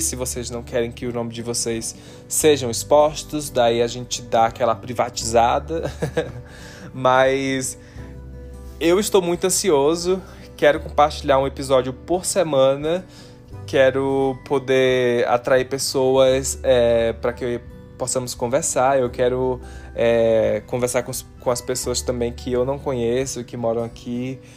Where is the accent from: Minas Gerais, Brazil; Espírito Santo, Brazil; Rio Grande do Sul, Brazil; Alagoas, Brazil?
Alagoas, Brazil; Maceió; now in Utah, United States; eu sou nordestino, amo o Nordeste, sou de Maceió, Alagoas